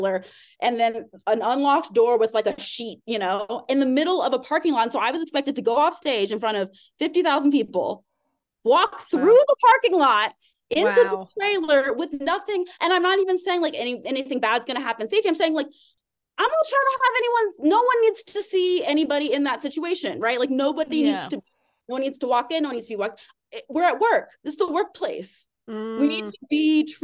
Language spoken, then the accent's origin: English; Austin, Texas, United States; also born or lived in Arkansas / Harlem, New York / Los Angeles; now in New York, United States; I grew up in Austin, Texas.